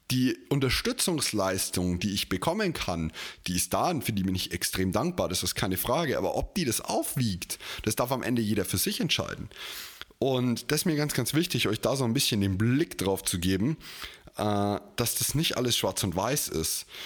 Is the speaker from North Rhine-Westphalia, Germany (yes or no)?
no; Bavaria, Germany; bei uns in Bayern sowieso noch mehr so dieser Traditionsgedanke